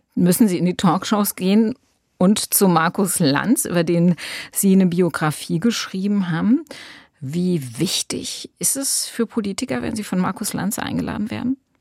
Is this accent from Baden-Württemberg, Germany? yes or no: no; Rhineland-Palatinate, Germany; als Rheinland-Pfälzerin